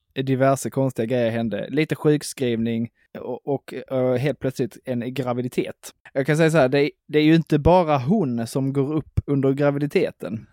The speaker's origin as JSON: {"language": "Swedish", "town": "Broby", "region": "Skåne", "country": "Sweden", "tie": "born or raised there", "moved": "yes", "said": "hemma i Broby, så skulle man ha innesko i skolan"}